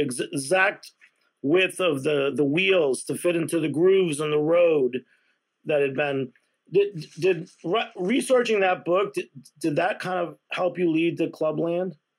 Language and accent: English; Massachusetts, United States; I grew up in Massachusetts